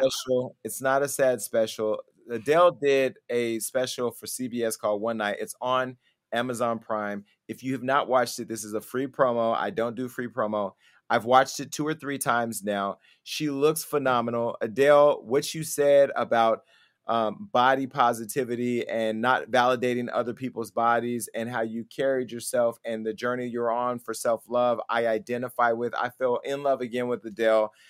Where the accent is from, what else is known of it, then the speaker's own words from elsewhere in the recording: Stockton, California, United States; now in Los Angeles, United States; my hometown. I went back and I helped get Mayor Kevin Lincoln elected